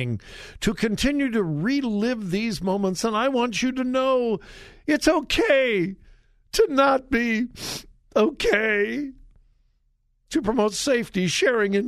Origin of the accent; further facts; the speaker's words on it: California, United States; California, my home state